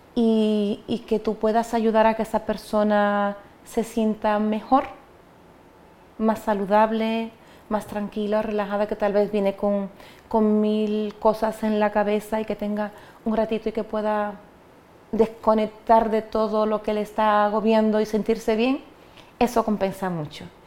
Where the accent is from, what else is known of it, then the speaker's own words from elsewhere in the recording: Dominican Republic; moved away as an adult; now in Spain; yo soy dominicana y yo vengo a España